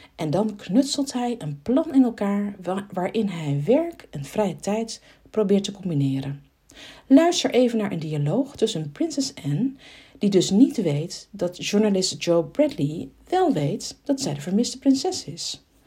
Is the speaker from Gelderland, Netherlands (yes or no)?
yes; Arnhem, Gelderland, Netherlands; als Arnhemmer